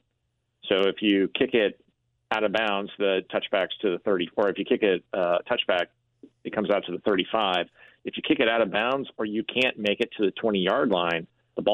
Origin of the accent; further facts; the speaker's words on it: St. Louis, Missouri, United States; my hometown, what I knew about my hometown